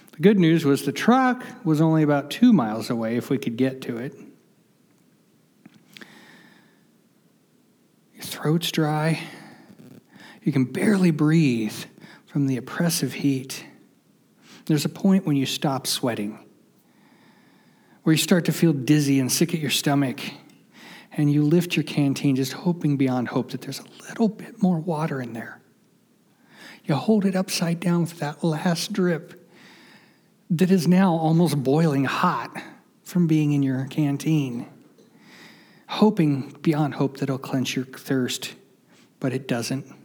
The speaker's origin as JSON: {"language": "English", "region": "West Virginia", "country": "United States", "tie": "born or raised there", "moved": "yes", "lives_now": "Arizona, United States", "said": "growing up in West Virginia"}